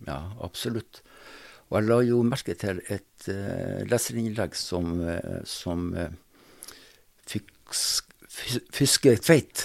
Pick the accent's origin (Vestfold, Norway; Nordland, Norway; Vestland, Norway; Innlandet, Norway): Nordland, Norway; Sortland; accent: North Norwegian; moved away as an adult; now in Drammen, Norway; når jeg vokste opp, på tidlig 60, så var det slik at eh, da var det ikke sånn at man jobba en periode om bord og en periode på land. Da var det slik at eh, de fulgte renneskøyta fra Sortland, der jeg kommer fra